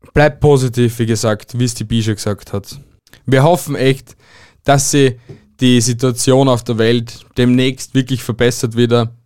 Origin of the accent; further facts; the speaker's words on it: Austria; bei uns in Österreich